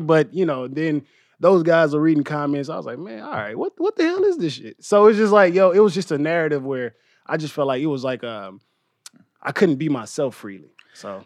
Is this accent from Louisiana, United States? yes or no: yes; Louisiana, United States; also born or lived in Inglewood, Los Angeles; now in Los Angeles, United States; I'm from Louisiana